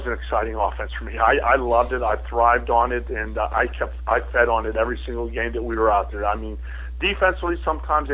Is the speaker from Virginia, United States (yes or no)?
no; Pittsburgh, Pennsylvania, United States; now in Buffalo, United States; I grew up in Pittsburgh